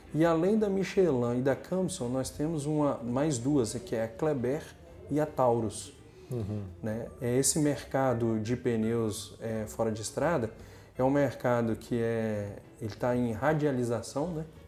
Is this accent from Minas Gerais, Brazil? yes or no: no; Linhares, Espírito Santo, Brazil; also born or lived in Mucurici, Espírito Santo; Eu nasci em Linhares